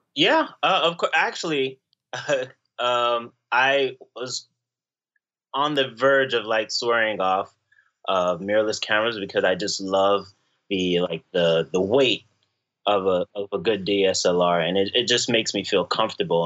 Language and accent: English; Florida, United States; moved away as an adult; now in New York, United States; I was from I'm from Florida, but I moved to New York recently